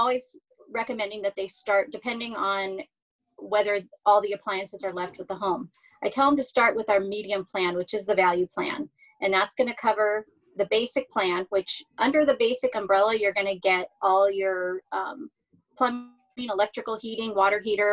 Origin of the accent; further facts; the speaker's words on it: Hacienda Heights, California, United States; Grew up right here in Southern California, Whittier, Hacienda Heights, Roland Heights area